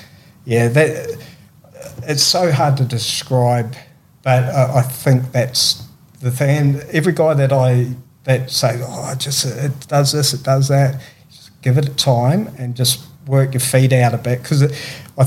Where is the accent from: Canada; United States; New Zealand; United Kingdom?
New Zealand; Christchurch, South Island; moved away; I'm from the South Island of New Zealand